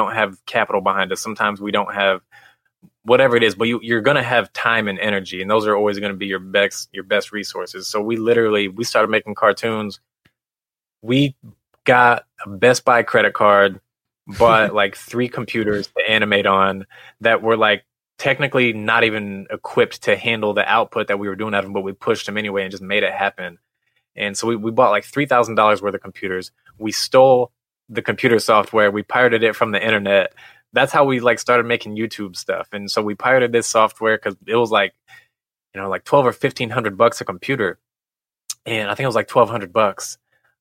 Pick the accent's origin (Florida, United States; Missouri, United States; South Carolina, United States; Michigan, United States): Missouri, United States; we're originally from Missouri. Yes. And we grew up like an hour and a half west of St. Louis, small town